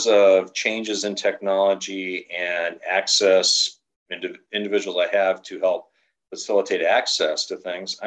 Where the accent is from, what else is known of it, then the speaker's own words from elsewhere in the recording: Southern California, United States; growing up in Southern California